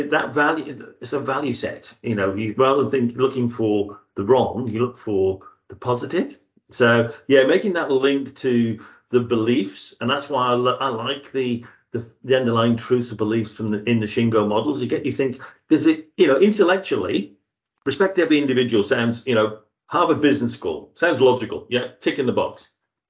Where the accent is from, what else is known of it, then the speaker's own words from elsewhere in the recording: Zambia; moved away; I was from Zambia